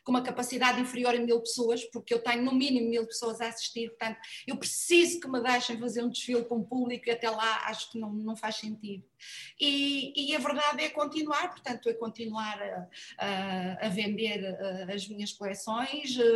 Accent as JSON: {"language": "Portuguese", "region": "Madeira", "country": "Portugal", "moved": "as an adult", "lives_now": "Lisbon, Portugal", "said": "eu diria sempre que a Madeira é, são as minhas raízes e Lisboa é a cidade que eu escolhi para viver."}